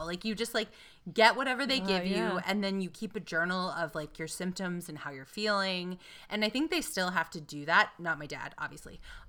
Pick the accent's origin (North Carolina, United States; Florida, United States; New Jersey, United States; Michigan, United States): North Carolina, United States; Greensboro; accent: Southern; moved away as an adult